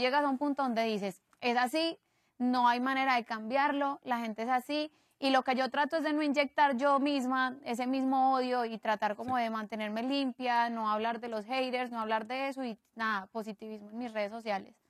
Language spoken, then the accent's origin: Spanish; Medellín, Antioquia, Colombia; somos de Medellín y, y, venimos del mismo país